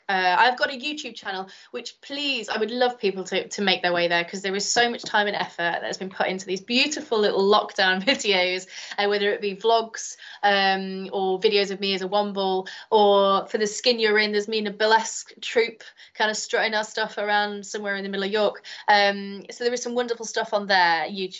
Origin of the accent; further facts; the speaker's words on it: Chester, North West England, United Kingdom; moved away; I'm originally from Chester